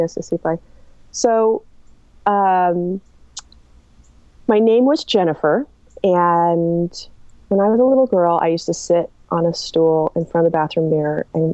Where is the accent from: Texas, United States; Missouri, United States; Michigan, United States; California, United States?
California, United States; Marin County; I was born in Marin County in the 70s